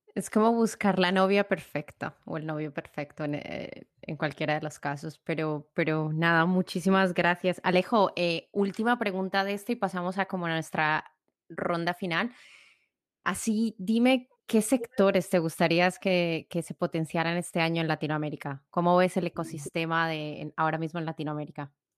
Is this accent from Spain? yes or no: no; Colombia; mi tierra natal, Colombia